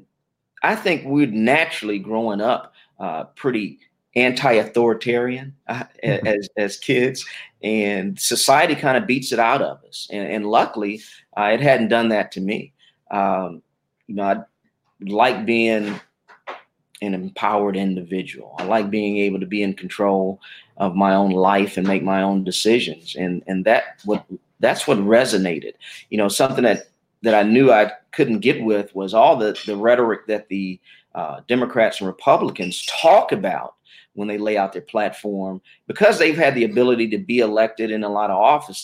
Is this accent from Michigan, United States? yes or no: yes; Detroit, Michigan, United States; now in Georgia, United States; I was born in Detroit, Michigan, native there.